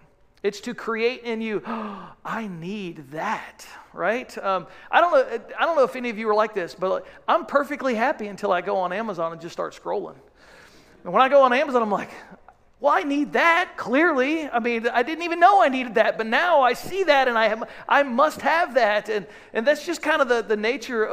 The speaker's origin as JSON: {"language": "English", "country": "United States", "said": "So as an American people"}